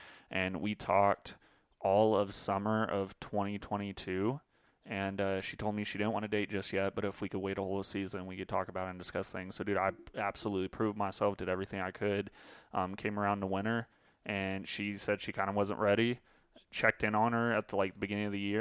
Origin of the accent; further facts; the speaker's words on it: Guthrie, Oklahoma, United States; I'm from Guthrie.